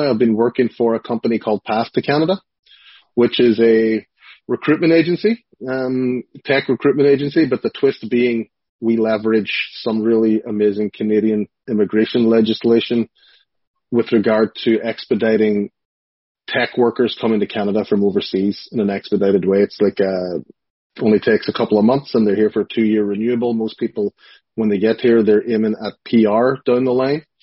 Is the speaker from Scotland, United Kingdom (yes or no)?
no; Strabane, Northern Ireland, United Kingdom; "Hey, I'm from Strabane,"